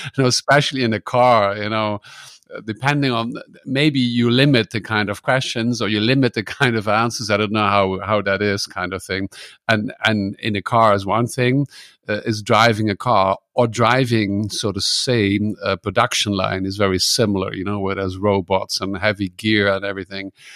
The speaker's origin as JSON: {"language": "English", "country": "Netherlands", "moved": "yes", "lives_now": "Germany", "said": "I'm from the Netherlands. I live in Germany"}